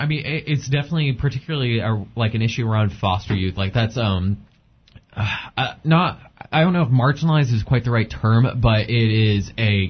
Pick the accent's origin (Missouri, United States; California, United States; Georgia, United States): California, United States; San Diego; my hometown of, like, San Diego